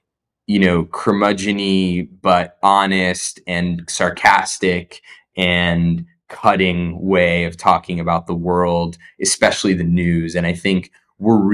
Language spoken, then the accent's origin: English; New Jersey, United States; we grew up in Jersey